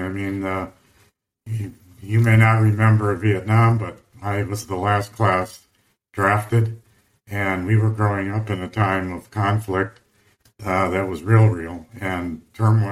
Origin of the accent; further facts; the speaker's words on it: Midwest, United States; moved away; also born or lived in Wisconsin / San Diego / Colorado; I grew up in the Midwest